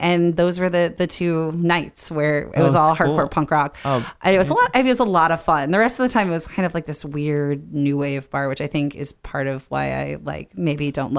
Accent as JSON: {"language": "English", "town": "Dallas", "region": "Texas", "country": "United States", "tie": "born or raised there", "moved": "as an adult", "said": "I grew up in Dallas."}